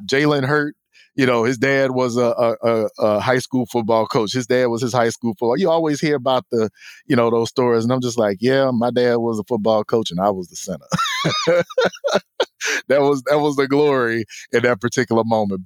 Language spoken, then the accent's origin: English; Houston, Texas, United States; we grew up in Texas, I grew up in Houston